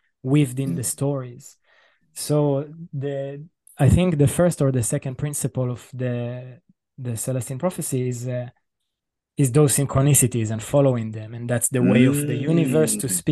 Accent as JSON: {"language": "English", "country": "Israel", "said": "I'm coming from Israel and I'm Jewish"}